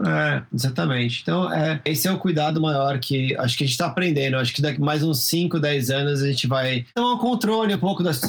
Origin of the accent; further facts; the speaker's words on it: Brazil; moved away; mesmo morando fora do Brasil, como brasileiro